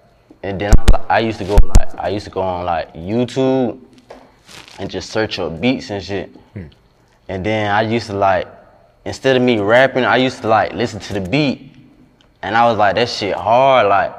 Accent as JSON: {"language": "English", "town": "Atlanta", "region": "Georgia", "country": "United States", "tie": "born or raised there", "also_born_or_lived": "New York / Jamaica", "said": "I was born in New York, but like, and then I had moved to Atlanta in like 09. I was living like on Panola's, over there on the east side, Panola and shit."}